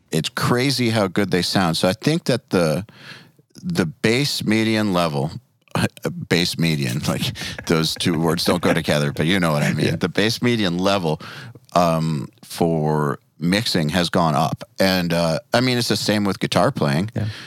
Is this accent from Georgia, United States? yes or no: yes; Atlanta, Georgia, United States; We're from Atlanta